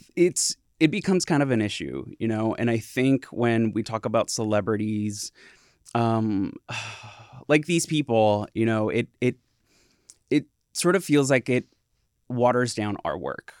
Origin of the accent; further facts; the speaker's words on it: Santa Ana, California, United States; also born or lived in Humboldt State (Arcata, California); I grew up in Southern California, in Santana, and I was there for eighteen years